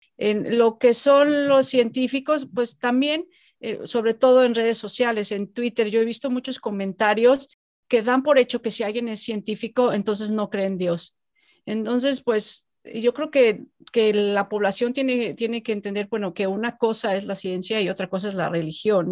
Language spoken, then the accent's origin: Spanish; Mexico; moved away as an adult; yo hace muchos años me fui de México